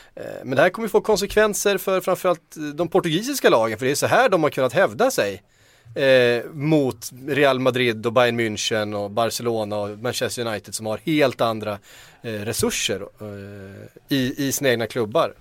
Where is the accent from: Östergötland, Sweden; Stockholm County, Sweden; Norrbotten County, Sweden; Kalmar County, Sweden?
Kalmar County, Sweden; Västervik; accent: Östgötska; min, min, min östgötska